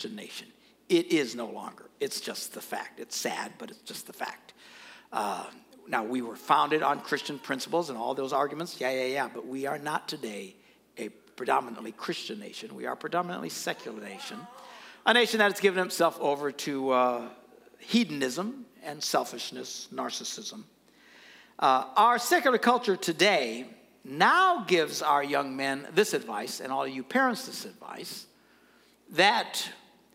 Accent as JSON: {"language": "English", "town": "Green Bay", "region": "Wisconsin", "country": "United States", "said": "I never have to say what state I'm from. Where are you from? Green Bay."}